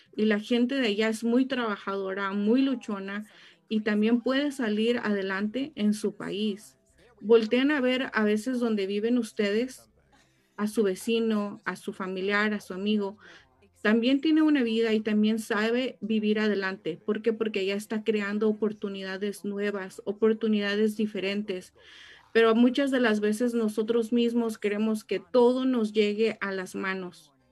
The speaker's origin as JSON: {"language": "Spanish", "country": "Mexico", "moved": "yes", "lives_now": "Riverside, United States", "said": "cuando mis papás me trajeron a este país, créanme que yo lloré mucho porque yo quería quedarme en mi país"}